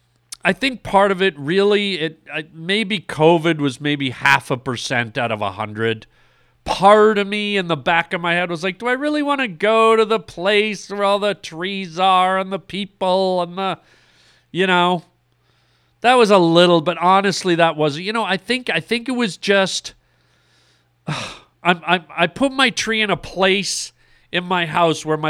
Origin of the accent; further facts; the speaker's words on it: Canada; now in Los Angeles, United States; My whole life, I grew up in Canada.